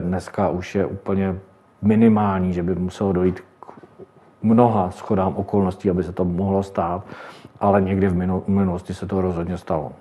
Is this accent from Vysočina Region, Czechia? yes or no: yes; Telč, Vysočina Region, Czechia; jsem z Telče a Třebíče kousek od nás